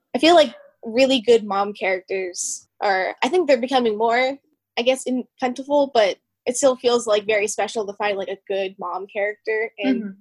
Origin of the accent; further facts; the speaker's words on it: Pennsylvania, United States; I grew up in Pennsylvania surrounded by the woods